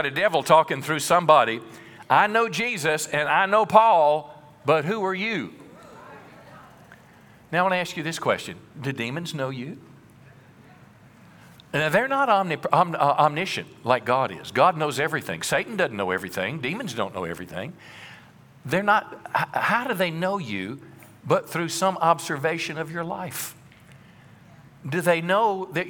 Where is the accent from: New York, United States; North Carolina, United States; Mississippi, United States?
Mississippi, United States; When I was a boy, I was raised in Mississippi in the country, and my family farmed